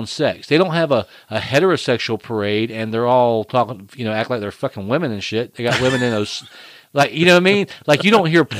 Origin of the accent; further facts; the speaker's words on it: Florida, United States; I'm from Florida.